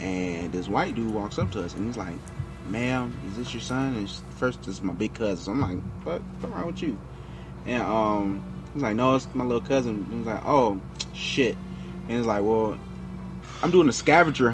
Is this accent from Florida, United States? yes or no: yes; Miami, Florida, United States; moved away; I'm originally from Miami, Florida